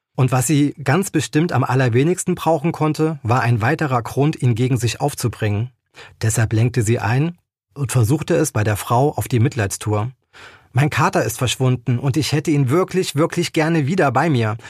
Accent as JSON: {"language": "German", "area": "near Koblenz", "region": "Rhineland-Palatinate", "country": "Germany", "moved": "yes", "lives_now": "Eifel, Germany", "said": "Ich bin kein gebürtiger Eifelaner, ich komme aus der Nähe von Koblenz, aber seitdem ich selber in der Eifel wohne"}